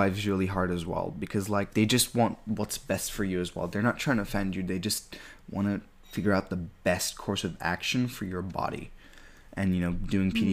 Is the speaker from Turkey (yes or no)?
yes; Turkey; I grew up in Turkey